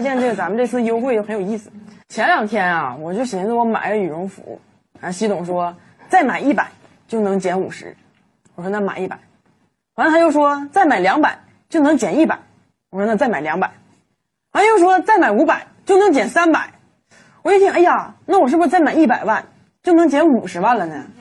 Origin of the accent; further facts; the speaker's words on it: Northeast China, China; 就我们东北人啊